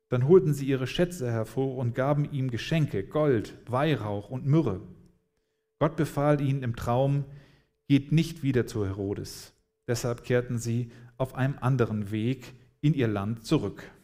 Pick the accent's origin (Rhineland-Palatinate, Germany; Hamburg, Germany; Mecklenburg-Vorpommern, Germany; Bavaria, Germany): Hamburg, Germany; now in Freiburg, Germany; als ich vor dreieinhalb Jahren hier nach, nach Freiburg kam oder in den Süden, wir sind hier in Hamburg aufgewachsen